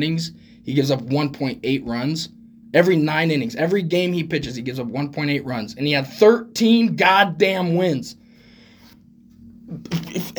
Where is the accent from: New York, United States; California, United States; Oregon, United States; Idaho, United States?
Oregon, United States; I'm from Oregon